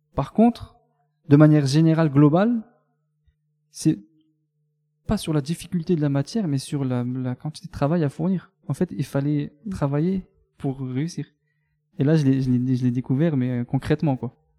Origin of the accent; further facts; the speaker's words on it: Mont-Saint-Martin, Grand Est, France; Je suis né à Mont-Saint-Martin, dans le Grand Est, à la frontière luxembourgeoise